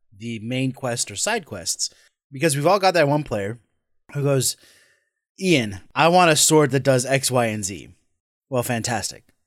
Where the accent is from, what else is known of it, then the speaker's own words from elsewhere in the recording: Scotland, United Kingdom; I'm Scottish